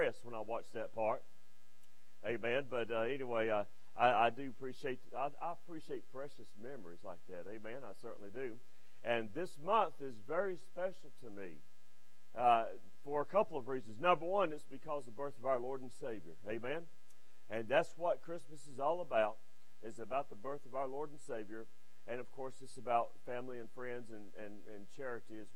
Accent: Westfield, United States; Westfield, which is my hometown. I wasn't born there, but I was raised in Westfield

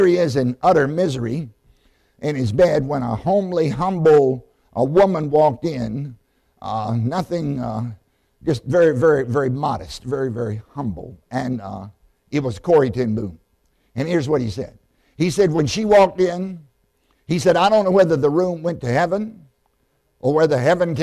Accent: Southside, Virginia, United States; I grew up in Southside, Virginia.

